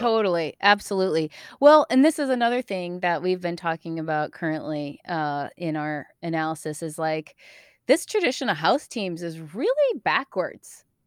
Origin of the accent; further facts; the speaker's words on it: East Coast, United States; also born or lived in Chicago; now in Portland, United States; I'm from the East Coast.